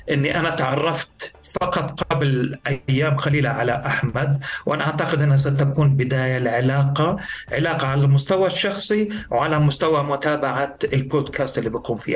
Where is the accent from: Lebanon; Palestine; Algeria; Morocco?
Palestine; Gaza, Gaza Strip; also born or lived in Nuseirat; اساسا لاجئ فلسطيني. الوالد والوالده من قريه زرنوقه المطهرة عرقيا عام 48 وهي قضاء الرملة ولدت في مخيم النصيرات للاجئين الفلسطينيين في قطاع غزة آه، لكن معظم حياتي قضيتها آه، يعني في مدينة غزة